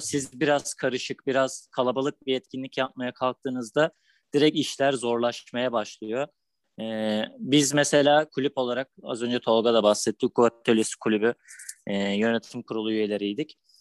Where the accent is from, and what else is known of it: Balıkesir, Turkey; moved away as an adult; now in Istanbul, Turkey